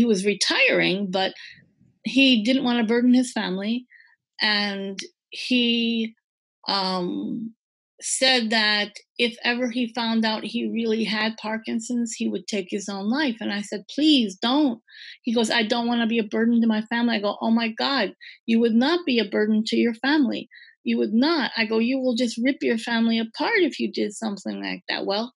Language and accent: English; Green Bay, Wisconsin, United States; also born or lived in Midwest; I'm from Green Bay